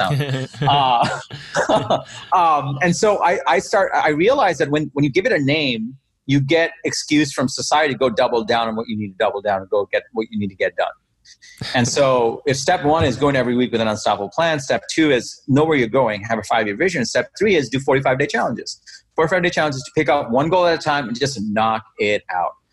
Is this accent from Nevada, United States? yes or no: no; New York City, New York, United States; also born or lived in Bangladesh; So I was born in Bangladesh, and I grew up in Queens, New York. I moved here when I was 10.